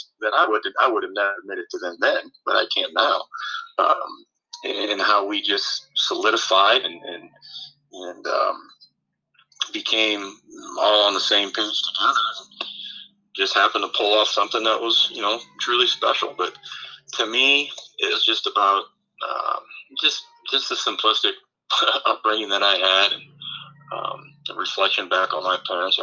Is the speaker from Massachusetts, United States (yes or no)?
no; Eden, Ohio, United States; being a kid growing up in Eden, Ohio